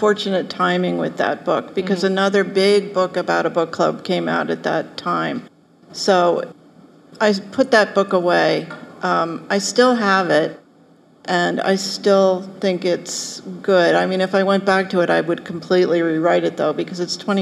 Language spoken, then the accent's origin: English; Philadelphia, Pennsylvania, United States; I grew up in Philadelphia